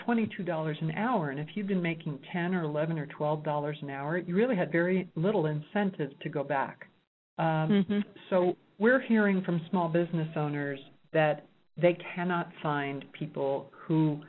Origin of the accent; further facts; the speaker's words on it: New York City, New York, United States; now in Reno, United States; I'm from New York City